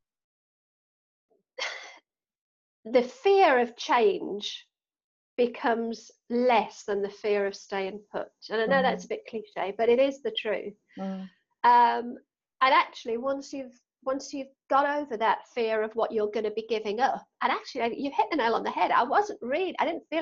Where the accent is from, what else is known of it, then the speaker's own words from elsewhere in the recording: Newcastle, North East England, United Kingdom; accent: Geordie; as a Geordie